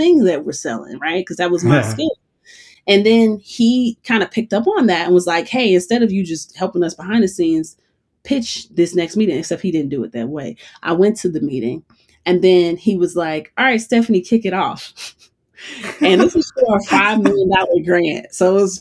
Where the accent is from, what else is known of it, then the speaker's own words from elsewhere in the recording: Chicago, Illinois, United States; moved away as an adult; also born or lived in Boulder, Colorado; now in Colorado, United States; when I moved to Colorado, I'm originally from Chicago